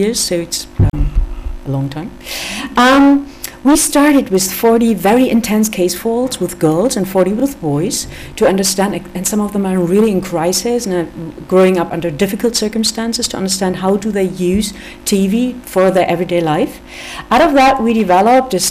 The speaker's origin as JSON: {"language": "English", "country": "Germany", "said": "I'm from Germany, so I'm a little bit from the outside"}